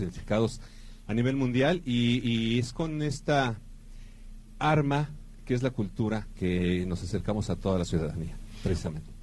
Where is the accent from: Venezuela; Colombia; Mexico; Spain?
Mexico; nos identifica como mexicanos